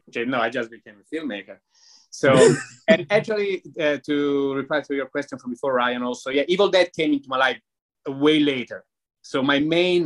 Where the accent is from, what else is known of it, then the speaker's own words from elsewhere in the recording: Italy; moved away; Italy, my country is beautiful